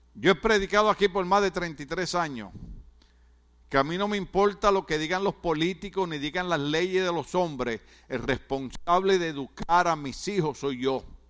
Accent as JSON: {"language": "Spanish", "country": "Puerto Rico", "moved": "yes", "lives_now": "California, United States", "said": "en mi país, en Puerto Rico"}